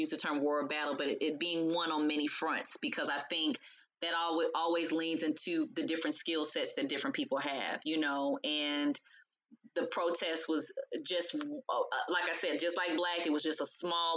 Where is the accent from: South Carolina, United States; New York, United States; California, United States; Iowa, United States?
California, United States; Los Angeles; now in Atlanta, United States; we're from Los Angeles, so when they would have Maxine Waters was our representative, you know, back in the day. I was a little baby girl